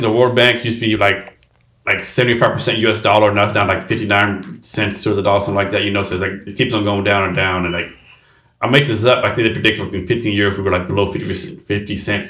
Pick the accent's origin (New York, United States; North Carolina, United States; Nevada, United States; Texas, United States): Texas, United States; I'm from Texas. I'm Republican, you know, I'm Roman Catholic.